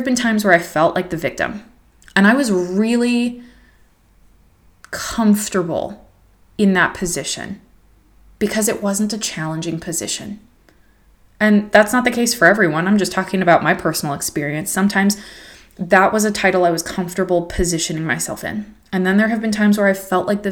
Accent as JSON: {"language": "English", "country": "United States", "moved": "as an adult", "said": "as an American woman"}